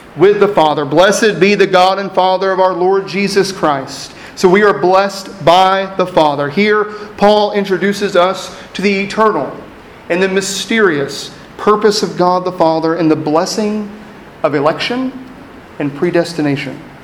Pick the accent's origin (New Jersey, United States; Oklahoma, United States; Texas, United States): Texas, United States; East; moved away as an adult; also born or lived in Lubbock, Texas / Washington, D.C.; an East Texas hillbilly who found himself in West Texas law school coming to an East Coast law firm.